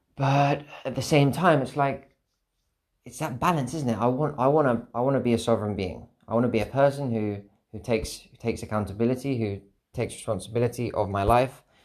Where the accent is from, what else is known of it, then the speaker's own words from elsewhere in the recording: United Kingdom; I'm a British citizen, I've got a passport